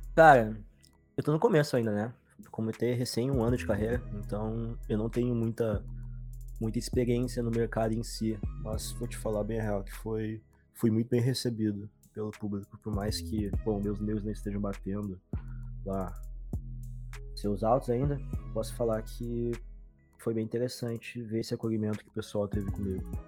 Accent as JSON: {"language": "Portuguese", "town": "Porto Alegre", "region": "Rio Grande do Sul", "country": "Brazil", "said": "sou daqui de Porto Alegre, Rio Grande do Sul"}